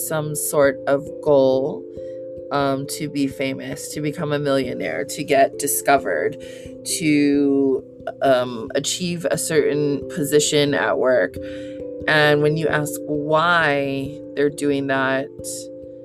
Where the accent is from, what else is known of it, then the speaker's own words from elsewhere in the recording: Hawaii, United States; I'm from Hawaii